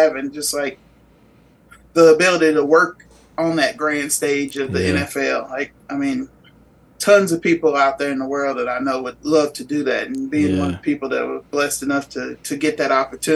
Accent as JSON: {"language": "English", "region": "Texas", "country": "United States", "tie": "born or raised there", "said": "Back in my home state"}